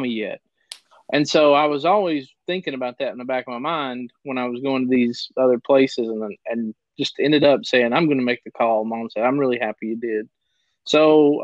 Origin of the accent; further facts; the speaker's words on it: Biggs Branch, Kentucky, United States; I was a kid from Biggs Branch